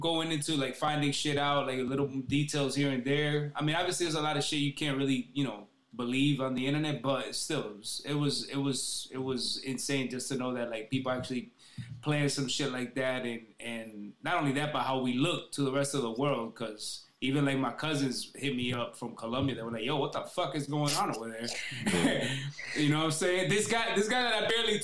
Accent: Paterson, New Jersey, United States; I was born in Jersey

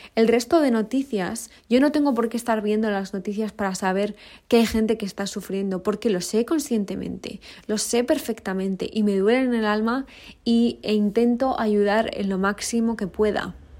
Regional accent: Spain; moved away as an adult; now in South Africa; yo como española

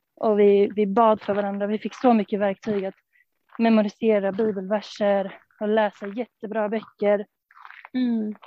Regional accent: Stockholm, Stockholm County, Sweden; från Stockholm. Uppvuxen där i församlingen

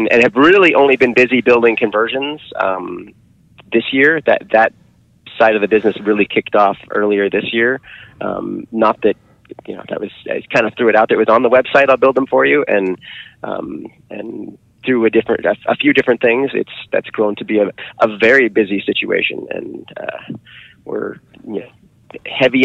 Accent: Seattle, Washington, United States; moved away as an adult; now in Grass Valley, United States; I grew up in Seattle.

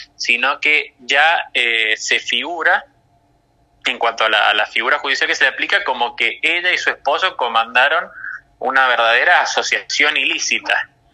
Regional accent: San Juan, Argentina; el gobernador de mi provincia natal, Sergio Uñac

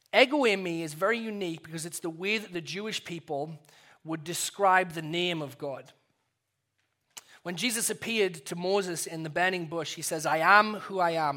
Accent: England, United Kingdom; When I first became a Christian, uh, in growing up in England

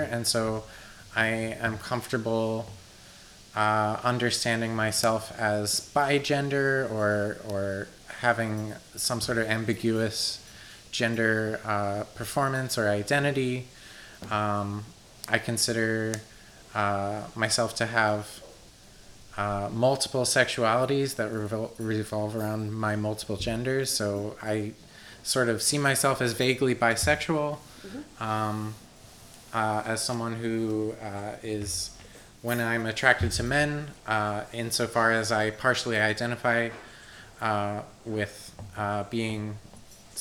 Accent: Warminster, Pennsylvania, United States; also born or lived in Meadowbrook, Pennsylvania / Washington, District of Columbia, United States / Philadelphia; I grew up in Warminster, which is a suburb of Philadelphia

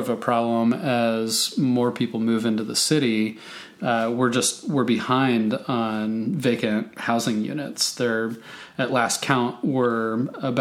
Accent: Portland, Oregon, United States; growing up in Portland in the late 80s, early 90s

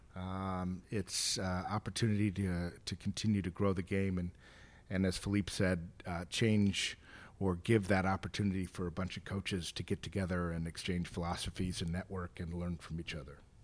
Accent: Chicago, Illinois, United States; I grew up in the Chicagoland area

